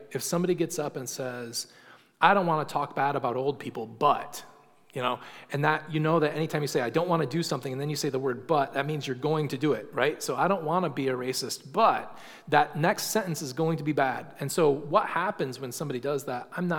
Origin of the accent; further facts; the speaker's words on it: England, United Kingdom; because we're English and we don't use gendered language.